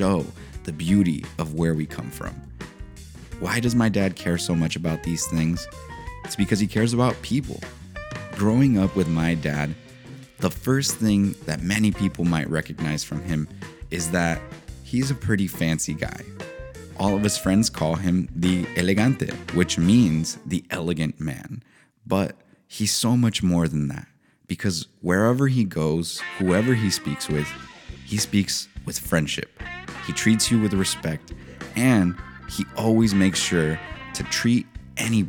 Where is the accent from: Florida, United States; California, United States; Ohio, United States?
California, United States; San Diego; I grew up in San Diego, California